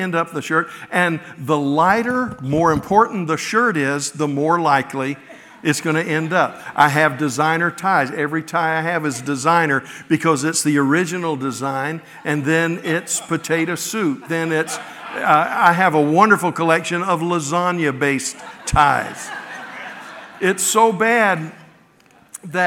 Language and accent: English; the South, United States; moved away; also born or lived in Midwest; growing up in the South, I only saw snow a few times in my childhood